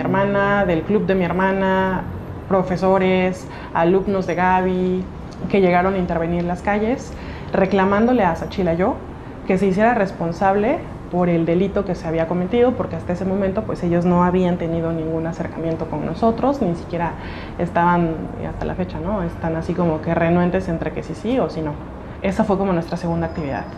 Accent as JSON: {"language": "Spanish", "region": "Oaxaca", "country": "Mexico"}